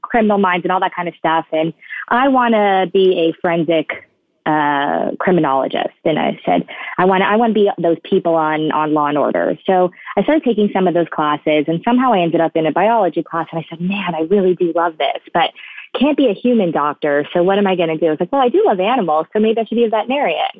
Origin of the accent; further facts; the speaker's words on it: West Palm Beach, Florida, United States; I grew up in South Florida, born and raised there, West Palm Beach area